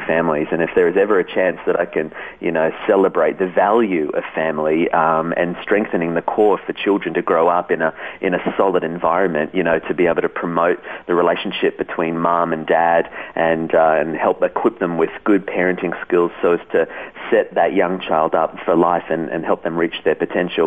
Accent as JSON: {"language": "English", "country": "Australia", "also_born_or_lived": "Switzerland", "said": "as an Australian"}